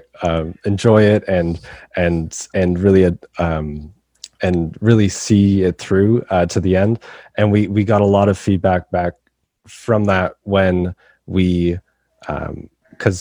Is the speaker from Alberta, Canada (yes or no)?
no; Brampton, Ontario, Canada; I'm from Brampton, Ontario in Canada